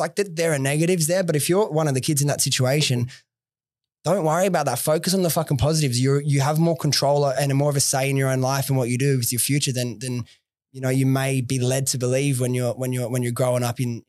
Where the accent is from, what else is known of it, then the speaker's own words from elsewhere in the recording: New South Wales, Australia; I'm so glad I grew up in like the Southwest, went to public schools.